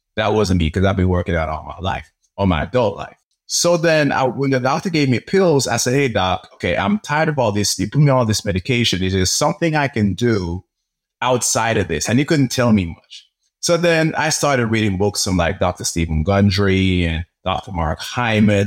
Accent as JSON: {"language": "English", "country": "Jamaica", "tie": "born or raised there", "moved": "yes", "lives_now": "United States", "said": "I grew up in Jamaica"}